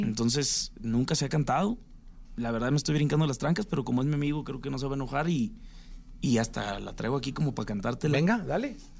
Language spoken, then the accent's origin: Spanish; Sinaloa, Mexico; yo soy de Sinaloa también